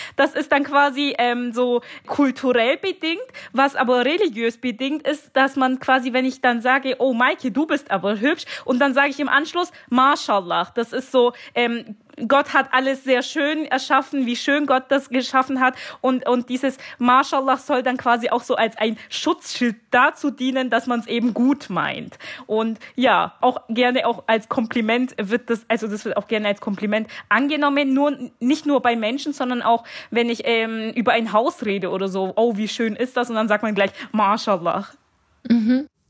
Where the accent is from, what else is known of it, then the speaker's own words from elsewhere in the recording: Bavaria, Germany; moved away; ich bin jetzt momentan äh, in meiner Heimat in Bayern